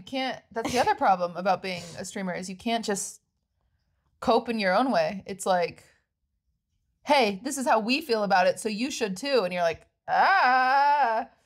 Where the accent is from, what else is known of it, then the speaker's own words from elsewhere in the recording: Washington, United States; moved away as an adult; now in California, United States; I'm from Washington